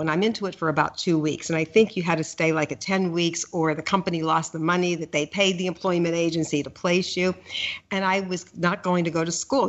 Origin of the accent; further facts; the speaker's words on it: Pittsburgh, Pennsylvania, United States; moved away; i grew up in Pittsburgh